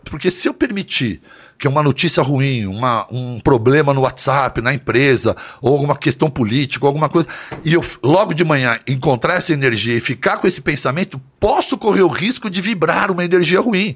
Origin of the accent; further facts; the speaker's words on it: São Paulo, Brazil; also born or lived in Santo André / São Bernardo do Campo; Aí depois fomos para São Bernardo e depois eu vim para São Paulo. Mas eu sempre estudei aqui em São Paulo